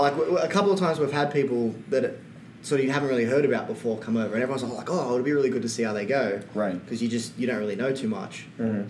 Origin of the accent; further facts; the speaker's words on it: Sydney, New South Wales, Australia; we're from New South Wales.